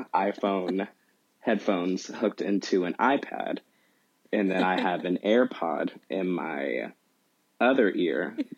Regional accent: Kentucky, United States; I loved growing up in Kentucky. Very much in the Bible Belt. So that's just mm-hmm. interesting in its own way, growing up black and gay in central Kentucky.

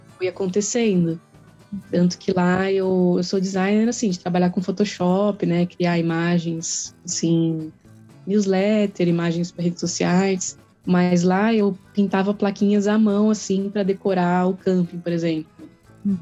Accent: São Paulo, Brazil; moved away as an adult; also born or lived in Joinville; Eu sou natural de São Paulo, né? Sou paulista

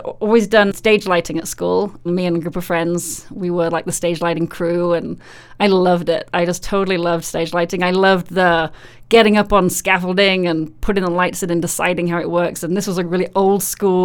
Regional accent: Yorkshire and the Humber, United Kingdom; moved away as an adult; now in United States; Well, I was born in Yorkshire in England, and that's where I was born and raised. Moved to the US in 2001, and I've never left.

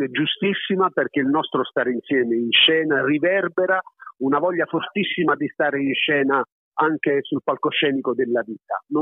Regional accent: Apulia, Italy; also born or lived in Naples, Italy; io sono campano d'adozione, sono nato a Napoli e ti dico la verità, adesso che ho un po' più di sei anni e vivo in Puglia ormai da lustri, lustri e lustri

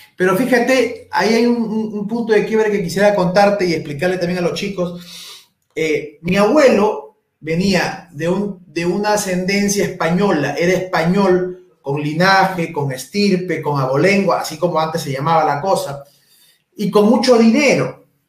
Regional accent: Huacho, Lima, Peru; Yo soy de Guacho esto, esto lo viví desde muy pequeño.

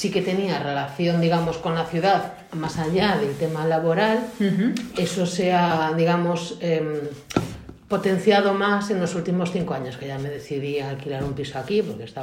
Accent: Vigo, Galicia, Spain; Yo soy de Vigo. Ah, eres de Vigo. Yo soy de Vigo, sí.

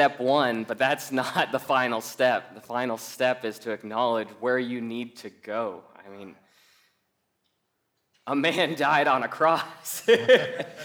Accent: Colorado, United States; I'm from Colorado, I work at a bank

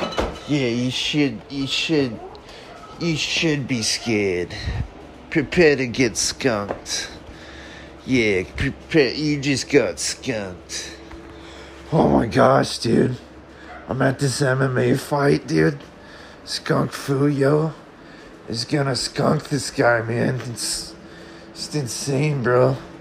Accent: Australia; Yeah, just because I'm Australian doesn't mean I can't do the accent of America.

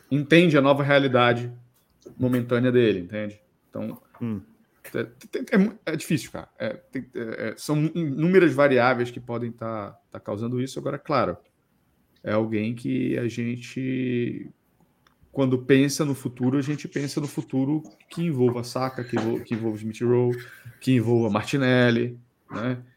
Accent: Belém, Pará, Brazil; moved away; Lá na minha cidade tinha assim. um das antigas, tinha um Xodó também, lá em Belém.

